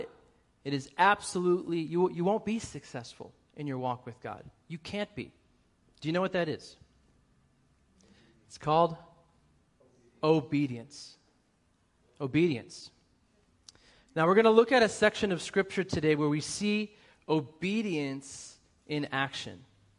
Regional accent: Boston, Massachusetts, United States; accent: Boston; so I have to work really hard to get rid of my Boston accent because it comes out real quick when I'm over there. I'm 5 minutes around my family.

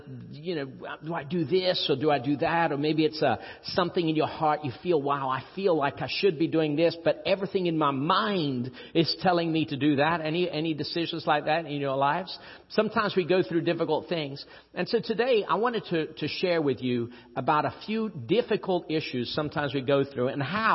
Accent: Rio de Janeiro, Brazil; I'm from Rio. I was born in Rio. It's the nicest city in Brazil

